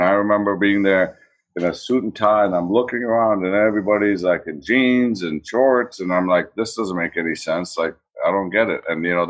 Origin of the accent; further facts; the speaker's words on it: Green Bay, Wisconsin, United States; moved away; And then it was the American dream to move here. And growing up in Green Bay was like Leave It to Beaver.